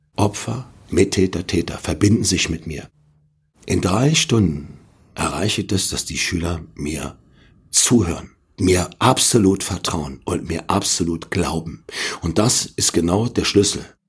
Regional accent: Berlin, Germany; ich komme aus Berlin-Neukölln

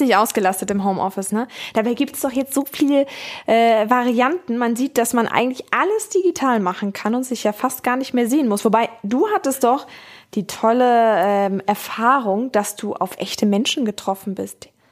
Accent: Hamburg, Germany; Ich bin Hamburger, nicht Bremer

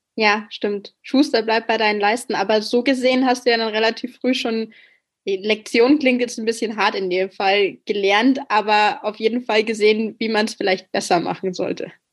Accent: Bavaria, Germany; ich komme selbst aus Bayern

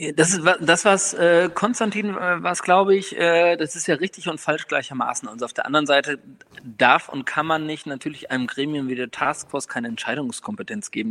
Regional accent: near Osnabrück, Lower Saxony, Germany; ich bin in der Nähe von Osnabrück aufgewachsen

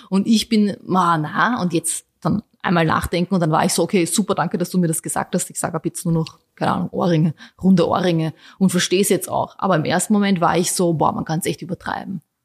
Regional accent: Vienna, Austria; also born or lived in Bosnia; ich sehe mich als Österreicherin, ich sehe mich vor allem als Wienerin, ich liebe diese Stadt

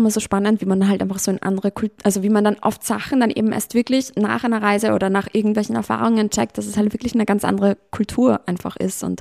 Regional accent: Vienna, Austria; Da war so ein, ein Ire, bei uns in Wien.

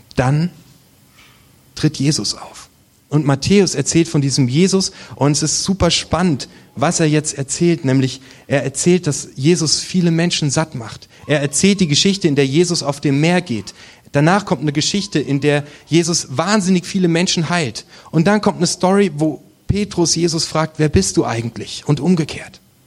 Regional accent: Germany; Wir sind Deutsche

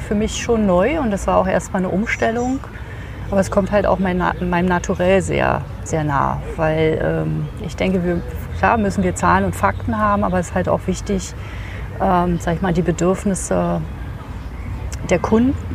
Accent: Berlin, Germany; ich komme aus Berlin.

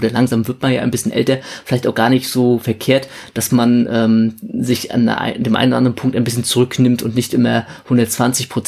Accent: Schwerin, Mecklenburg-Vorpommern, Germany; ich komme ja aus Schwerin und da gibt es einen Innen- und einen Außensee und die Strecke führte quasi einmal komplett um diesen See herum.

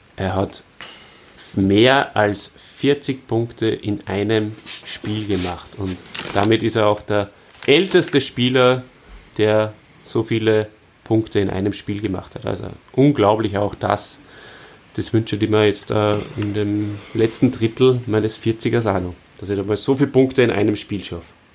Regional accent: Austria; bei uns in Österreich

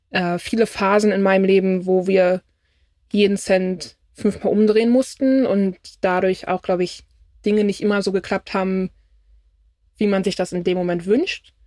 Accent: Germany; ich bin Deutsche

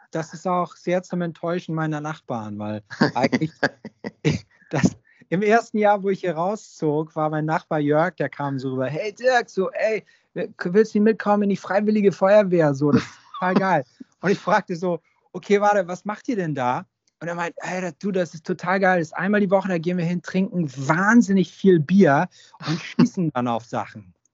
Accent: Hamburg, Germany; weil ich bin ja sozusagen am Großneumarkt groß geworden, wenn man so will. Und ähm, das ist im Portugiesenviertel.

